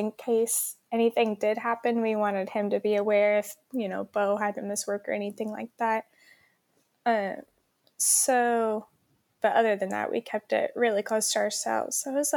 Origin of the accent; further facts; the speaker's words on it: Oklahoma, United States; moved away as an adult; also born or lived in Stillwater, Oklahoma; now in Albany, United States; we both grew up in Oklahoma